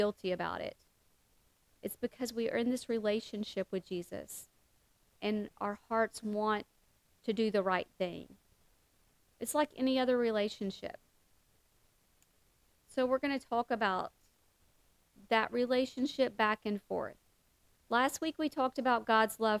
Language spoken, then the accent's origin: English; the South, United States; that good old Catholic guilt that our mamas used to talk about and that we talk about in the South